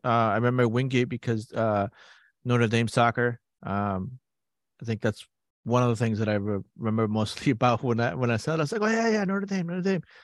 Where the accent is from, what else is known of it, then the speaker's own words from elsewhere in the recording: Peru; moved away; I grew up playing it in Peru